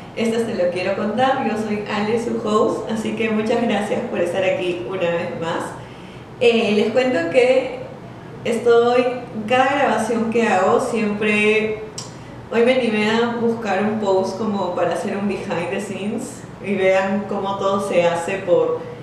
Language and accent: Spanish; Peru; yo soy de Perú